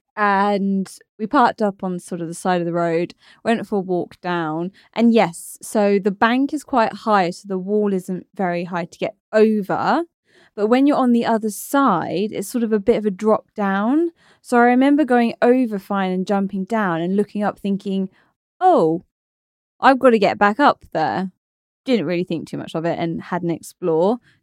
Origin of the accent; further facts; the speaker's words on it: Torquay, South West England, United Kingdom; moved away; I'm from Torquay, by the way, in Devon